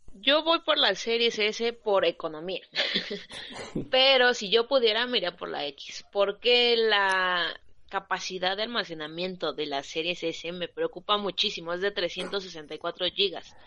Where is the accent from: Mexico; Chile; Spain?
Mexico; Oaxaca; yo soy de Oaxaca